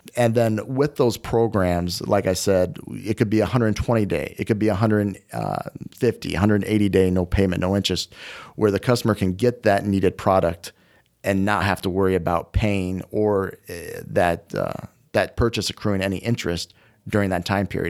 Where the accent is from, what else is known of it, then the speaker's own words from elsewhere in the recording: Des Moines, Iowa, United States; moved away; also born or lived in Fargo, North Dakota; I'm originally from Des Moines, Iowa, where I'm born and raised